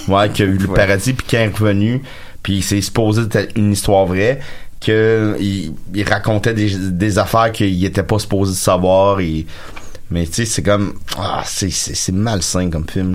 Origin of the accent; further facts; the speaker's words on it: Quebec, Canada; je suis un Québécois blanc